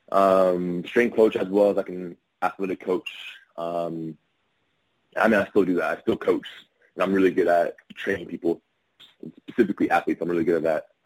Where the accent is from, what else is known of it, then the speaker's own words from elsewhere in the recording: California, United States; also born or lived in Texas / Ohio / Louisiana; now in Florida, United States; Um, all over the place. Um, grew up a lot in California. Um, lived in Texas